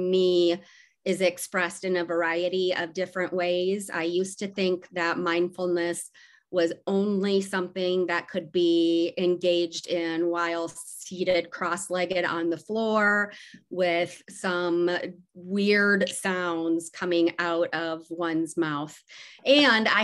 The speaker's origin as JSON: {"language": "English", "town": "Decorah", "region": "Iowa", "country": "United States", "tie": "born or raised there", "also_born_or_lived": "Waverly, Iowa", "said": "I was born in Decorah, Iowa, and grew up there"}